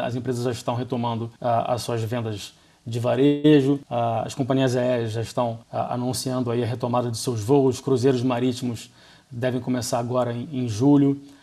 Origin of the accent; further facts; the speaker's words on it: Brazil; A gente adora o nosso país, somos brasileiros aqui